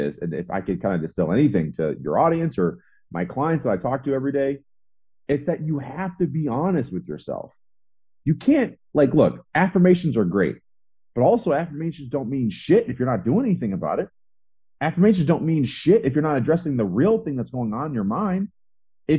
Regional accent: Midwest, United States; I grew up in the Midwest

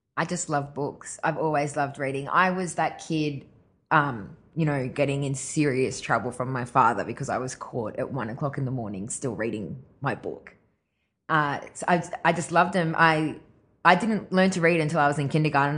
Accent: Grafton, New South Wales, Australia; moved away; also born or lived in Ireland / Brisbane / Gold Coast; us being in Grafton

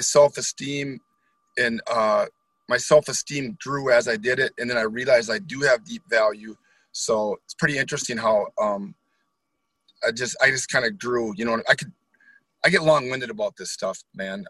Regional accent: Holton, Wisconsin, United States; now in New Richmond, United States; I grew up in Holton, Wisconsin, so a small town

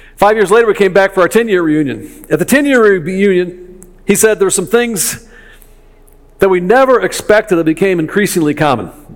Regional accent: Chicago, Illinois, United States; I'm from Chicago

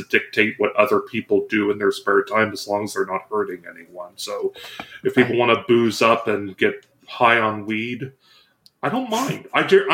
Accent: Ohio, United States; I've grown up in the conservative part of Ohio

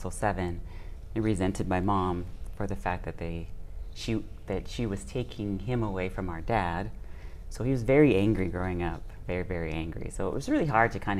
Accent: Seattle, Washington, United States; also born or lived in Inglewood, California; we moved to Seattle, Washington.

